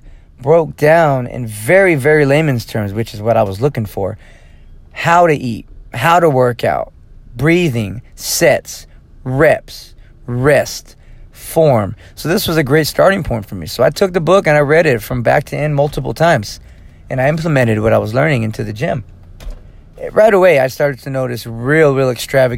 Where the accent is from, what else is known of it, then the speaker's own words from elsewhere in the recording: Fresno, California, United States; moved away as an adult; now in Lomita, United States; my hometown of Fresno, California, which is about 4 hours north of here